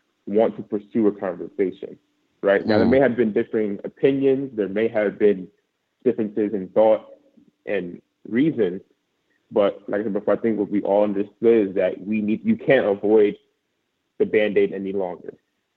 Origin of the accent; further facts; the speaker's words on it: Long Island, New York, United States; moved away as an adult; I'm actually from Long Island, New York, very close to Queens, actually.